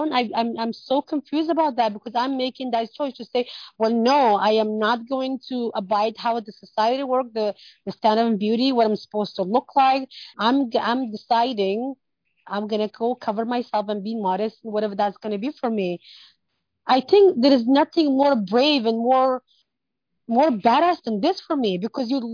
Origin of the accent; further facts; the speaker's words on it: Canada; I grew up in Canada and I came when I was younger